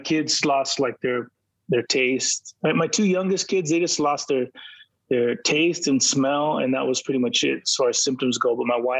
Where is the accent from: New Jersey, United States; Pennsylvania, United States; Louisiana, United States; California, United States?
California, United States; San Diego; So, you know, we're from San Diego.